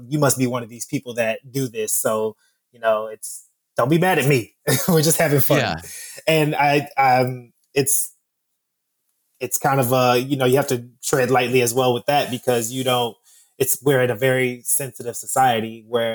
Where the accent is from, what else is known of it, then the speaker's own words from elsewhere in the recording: Miami, Florida, United States; I'm from Miami